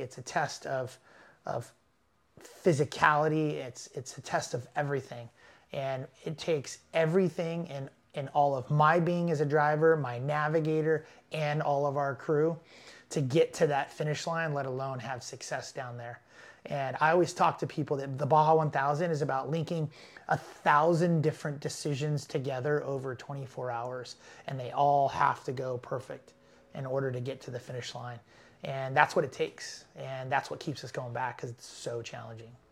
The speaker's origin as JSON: {"language": "English", "town": "Los Angeles", "region": "California", "country": "United States", "said": "I'm from Los Angeles"}